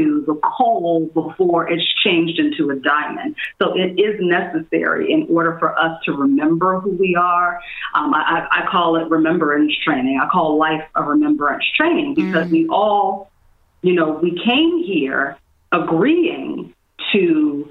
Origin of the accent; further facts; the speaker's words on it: Washington, District of Columbia, United States; also born or lived in New York City; now in Los Angeles, United States; traveling back and forth from LA to my hometown, DC